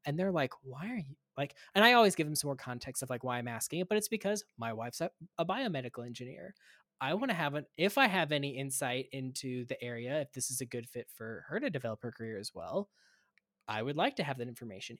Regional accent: Kansas, United States; moved away as an adult; also born or lived in Gainesville, Florida; now in Minnesota, United States; I'm originally from Kansas, I went to pharmacy school at the University of Kansas

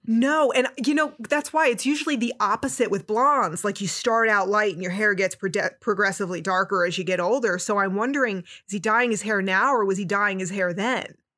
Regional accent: Newark, New Jersey, United States; I'm from Newark, New Jersey, from that similar area. raised in that ethnic working class Catholic background

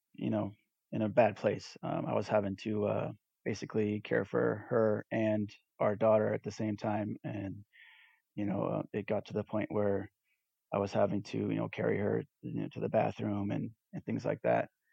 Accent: Southern California, United States; moved away as an adult; also born or lived in Texas; now in East Texas, United States; I'm originally from Southern California and relocated to Texas in 2011

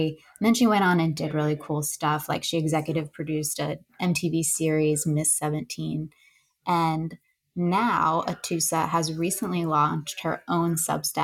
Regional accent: upstate New York, United States; I was born in New York City, but we moved to upstate New York when I was about five

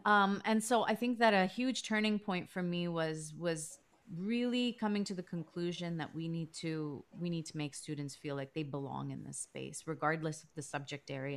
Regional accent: Toronto, Ontario, Canada; growing up in Canada, you think, well, this is my home. This is where I was born.

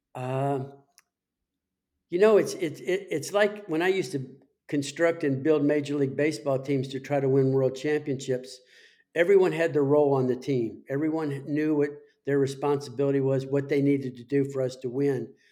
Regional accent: Las Vegas, Nevada, United States; my hometown of, of Las Vegas

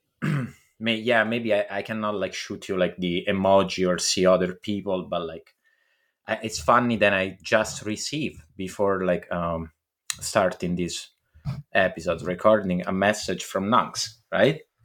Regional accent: Italy; English is a second language; moved away; I come from Italy

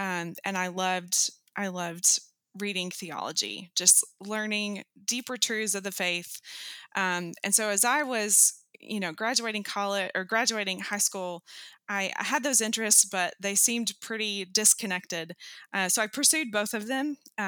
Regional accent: Knoxville, Tennessee, United States; I am currently back in my hometown of Knoxville, Tennessee.

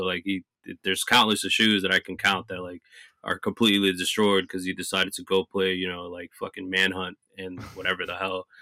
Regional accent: New Jersey, United States; also born or lived in North Carolina; I was born and raised in New Jersey

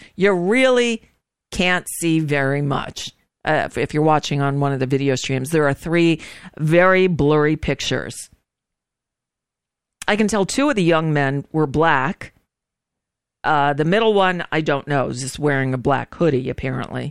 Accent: Hollywood, Florida, United States; I grew up in Hollywood. I went to Hollywood Hills High School

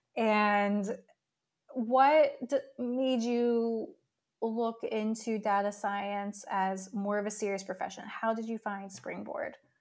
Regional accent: New York City, New York, United States; as a New Yorker myself

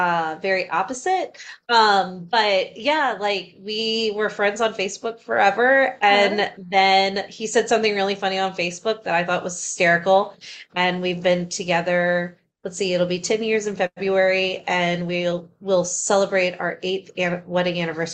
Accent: Ashburn, Virginia, United States; Yeah, so I am from Ashburn, Virginia. It's about 45 minutes southwest out of DC. So I'm East Coaster.

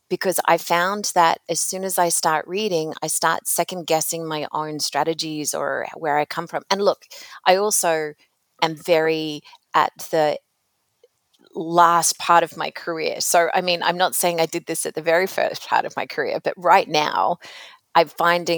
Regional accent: Australia; moved away as an adult; also born or lived in North America; I grew up in another country. So most of my impactful working career has been in North America, but I'm originally from Australia

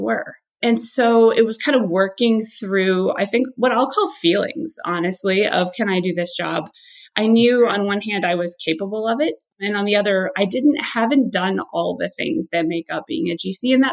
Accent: Midwest, United States; I'm originally from the Midwest, and there's sort of a joke that I'm an incredibly hardworking Midwestern person.

